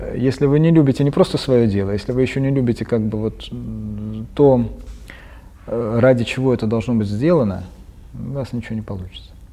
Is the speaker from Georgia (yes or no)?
yes; Tbilisi, Georgia; moved away; Я родом из Тбилиси, родился там и вырос, даже поступил в Тбилисский университет